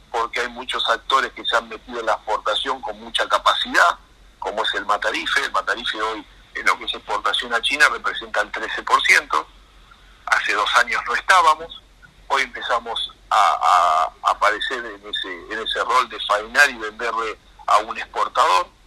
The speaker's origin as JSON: {"language": "Spanish", "country": "Argentina", "said": "que también nos perjudica como pueblo, como argentinos, porque de última eh, es lo que somos"}